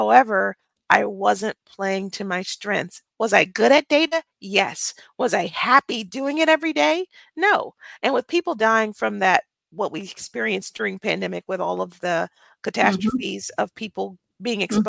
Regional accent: Birmingham, Alabama, United States; now in Frisco, United States; I was born and raised in Birmingham, Alabama

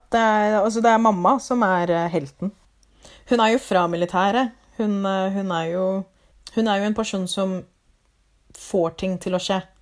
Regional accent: Lier, Buskerud, Norway; Norwegian is a second language; also born or lived in Liberia; now in Drammen, Norway; så er jeg opprinnelig fra Liberia. Eh, oppvokst i Lier. Og nå bor jeg i Drammen.

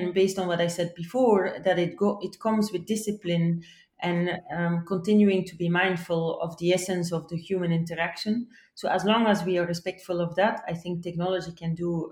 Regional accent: Belgium; my home country in Belgium

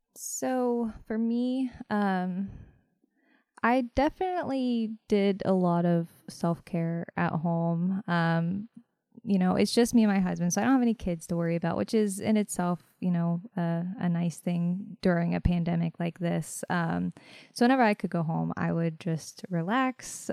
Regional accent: Fairmont, West Virginia, United States; moved away as an adult; also born or lived in Morgantown, West Virginia; now in Martinsburg, United States; I am originally from Fairmount, West Virginia, born and raised.

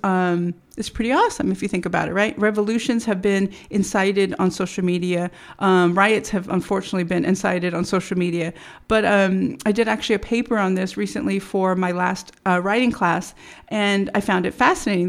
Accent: United States; as American citizens

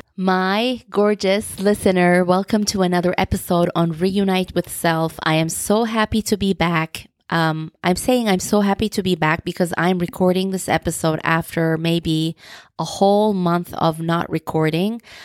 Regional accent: Turkey; first language Turkish; English is a second language; I am originally from Turkey, so my first language is Turkish.

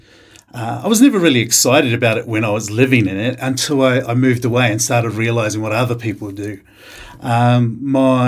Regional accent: Rotorua, Bay of Plenty, New Zealand; moved away as an adult; also born or lived in Melbourne, Australia; now in Canberra, Australia; born and raised in New Zealand, in Rotorua

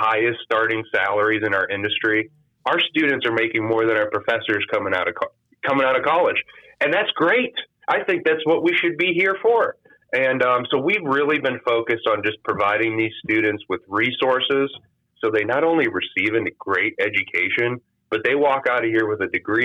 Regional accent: Jefferson, Ohio, United States; moved away as an adult; I'm from Jefferson, Ohio, Ashtabula County, Northeast Ohio.

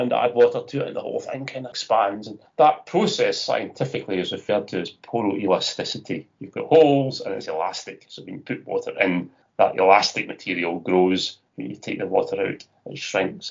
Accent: Scotland, United Kingdom; I'm Scottish.

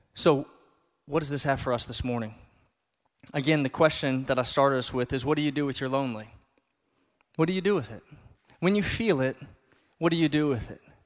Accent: South Louisiana, United States; now in Bloomington, United States; I'm from South Louisiana

